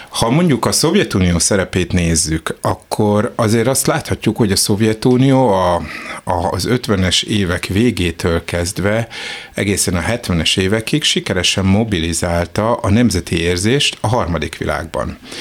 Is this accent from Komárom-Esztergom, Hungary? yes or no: no; Budapest, Hungary; én Zuglóban nőttem föl